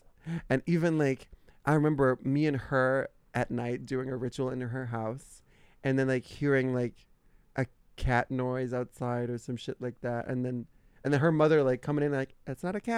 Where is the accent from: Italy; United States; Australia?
Italy; born or raised there; moved away